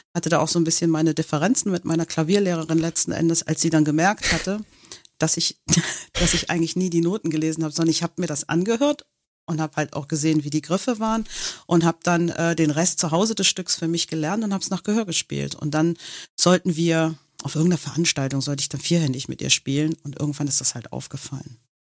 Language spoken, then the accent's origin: German; Germany; born or raised there; first language English; German is a second language; also born or lived in Manhattan, New York, United States